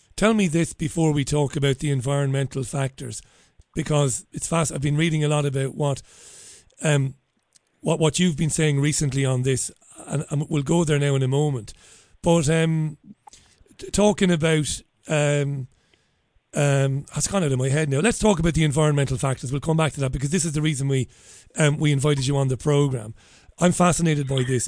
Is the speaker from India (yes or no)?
no; Ireland; accent: Irish; now in United Kingdom; I'm an Irishman. You can probably tell that by my outrageous accent